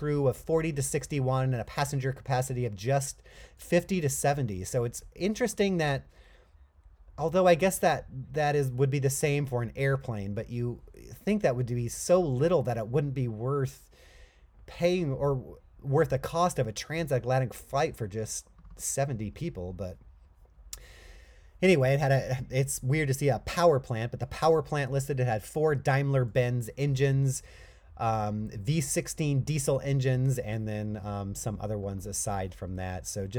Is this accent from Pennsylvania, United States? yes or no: no; Chino, California, United States; Oh my gosh, that's my hometown.